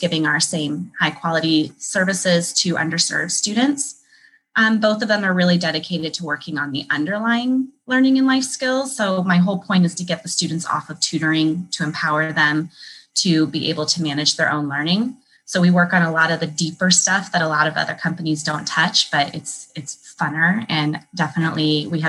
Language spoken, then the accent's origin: English; California, United States; also born or lived in Colorado / Nevada; now in Chicago, United States; I grew up in California and before that, Colorado and Nevada.